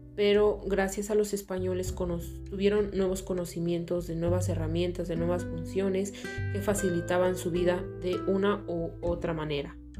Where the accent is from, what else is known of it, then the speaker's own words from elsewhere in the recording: Mexico; nos hace identificarnos como mexicanos